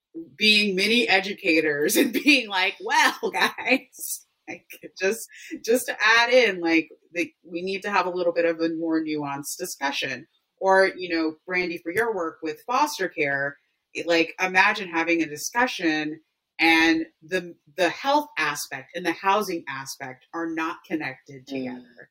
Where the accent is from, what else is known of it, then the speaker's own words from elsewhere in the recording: Baltimore, Maryland, United States; I'm from Baltimore, born and raised